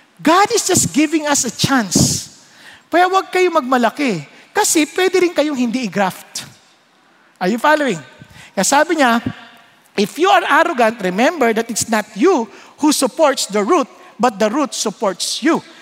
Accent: Marikina, Metro Manila, Philippines; Marikenyo ako

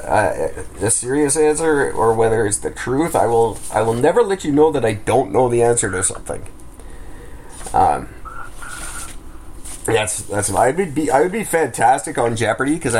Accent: Canada

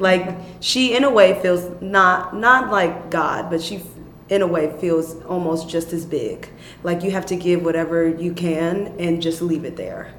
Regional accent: Chicago, Illinois, United States; I was raised in Chicago, young.

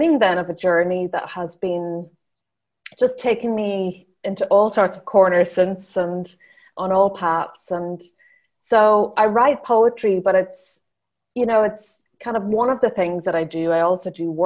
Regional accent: County Donegal, Ireland; now in Dublin, Ireland; I'm originally from Donegal, Northwest Ireland, the Gaeltacht region, which is where the Irish language is still spoken. But I now live in Dublin

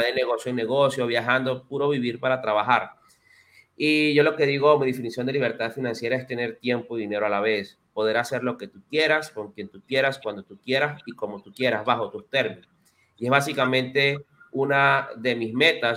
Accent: Venezuela; moved away as an adult; now in Dominican Republic; yo soy venezolano. Tengo cuatro años viviendo aquí en, República Dominicana

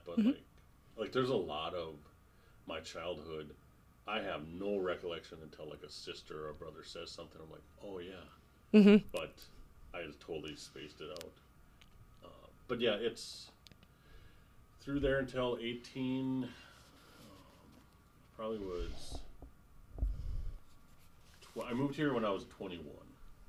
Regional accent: Dickinson, North Dakota, United States; moved away as an adult; now in Bismarck, United States; I was born in Dickinson. So For those of you that are listening to this around the world, it's about a town about 100 miles away from Bismarck, where we are here now.

